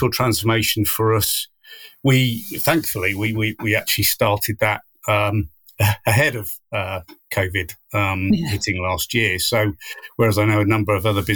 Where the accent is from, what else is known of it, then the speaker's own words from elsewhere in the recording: West Country, South West England, United Kingdom; moved away as an adult; now in Cornwall, United Kingdom; I am from the West Countries, and it's not as if I've moved miles and miles.